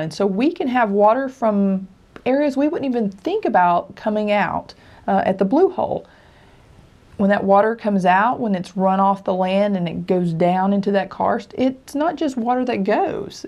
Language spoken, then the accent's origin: English; Tennessee, United States; I grew up where I grew up in Tennessee